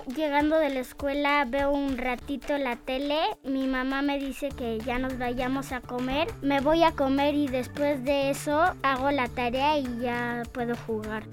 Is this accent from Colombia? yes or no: no; Querétaro, Mexico; soy de Querétaro